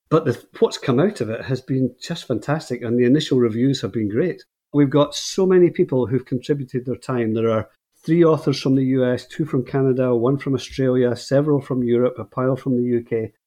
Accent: Scotland, United Kingdom; moved away as an adult; now in Northern Ireland, United Kingdom; I'm speaking to you from Northern Ireland, and I moved here about twelve years ago, but I'm from Scotland originally.

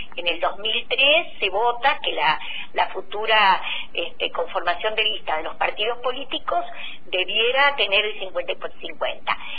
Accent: Río Negro, Argentina; nosotros en Río Negro

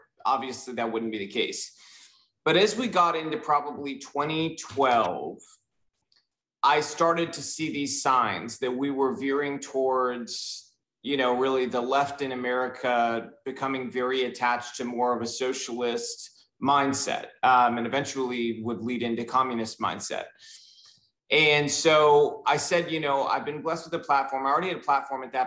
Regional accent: Southern California, United States; I grew up in Southern California, surprisingly not Miami like most Cubans

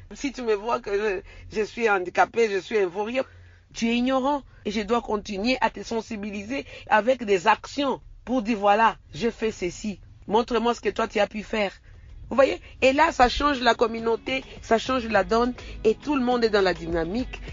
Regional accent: DR Congo; je suis congolaise

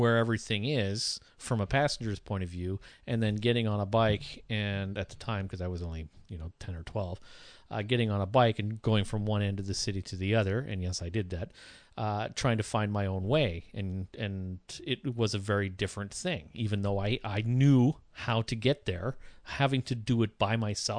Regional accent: Sault Ste. Marie, Ontario, Canada; When I was growing up in Sault Ste. Marie, my whole life, everywhere I went in the Sioux, I was in my parents' car or in my grandmother's car

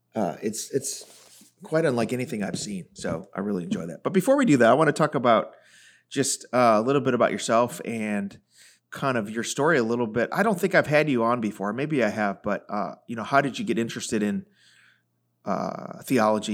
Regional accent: Chicago, Illinois, United States; I grew up in the Chicago area

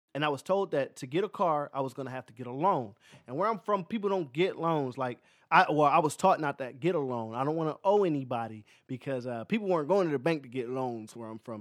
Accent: Philadelphia, Pennsylvania, United States; moved away; also born or lived in Louisiana; I'm from Philadelphia.

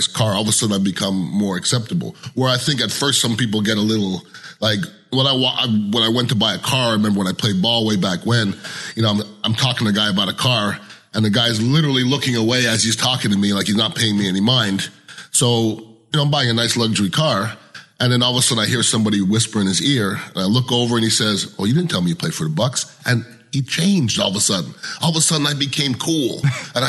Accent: Montreal, Quebec, Canada; moved away as an adult; also born or lived in Cherry Hill, New Jersey; I'm from Montreal, Canada

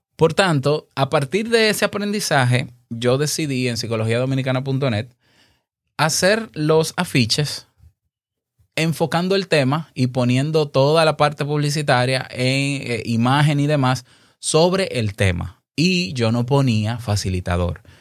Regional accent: Dominican Republic; aquí en mi país, República Dominicana

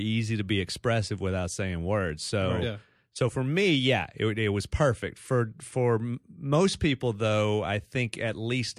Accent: Dallas, Texas, United States; accent: Texas; now in New York, United States; I'm from Texas

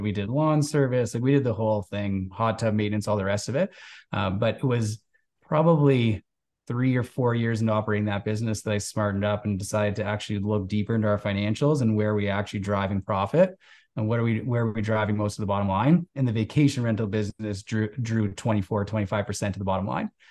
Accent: outside of Toronto, Ontario, Canada; moved away as an adult; also born or lived in West Coast of Canada; I grew up outside of Toronto, so this is Canada's biggest city.

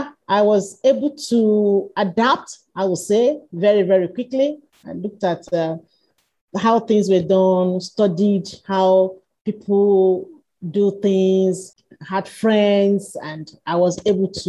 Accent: Nigeria; also born or lived in Johannesburg, South Africa; I returned to Nigeria, my home country

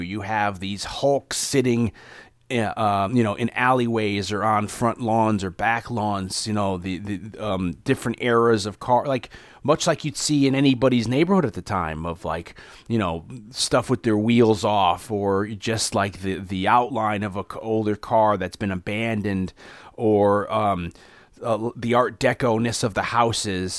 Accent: New Haven, Connecticut, United States; also born or lived in Hamden, Connecticut; I grew up in New Haven and in the suburb of Hamden, Connecticut

